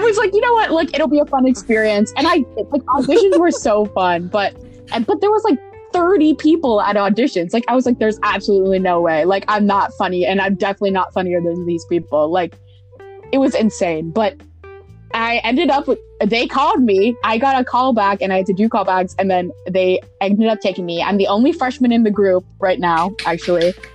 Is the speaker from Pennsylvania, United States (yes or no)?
yes; Pittsburgh, Pennsylvania, United States; moved away as an adult; I'm from Pittsburgh, Pennsylvania